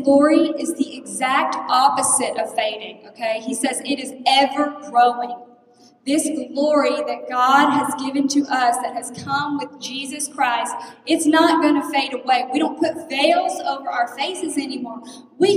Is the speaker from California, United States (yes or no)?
no; Texas, United States; moved away as an adult; now in Ohio, United States; I'm from Texas